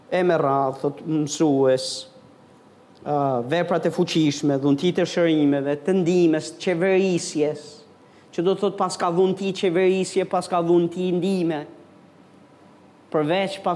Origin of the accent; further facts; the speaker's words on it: northern Albania, Albania; accent: northern; moved away; unë jam nga fshati. Nga një fshati thellë, nga malit